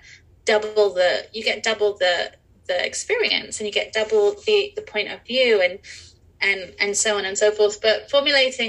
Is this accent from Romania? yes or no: no; England, United Kingdom; moved away as an adult; also born or lived in Europe; now in Los Angeles, United States; I grew up in England and in Europe